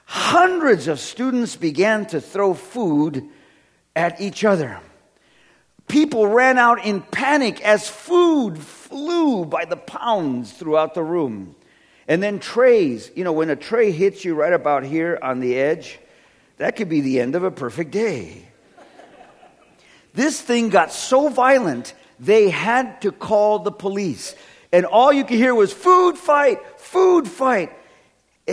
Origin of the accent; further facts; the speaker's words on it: California, United States; I come from California, where everything's made out of wood, so it manages earthquakes